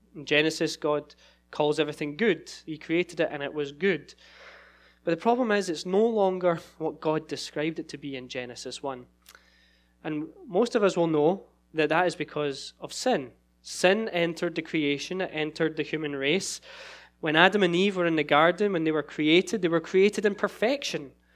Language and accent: English; Scotland, United Kingdom; moved away as an adult; now in Sacramento, United States; so I'm from Scotland originally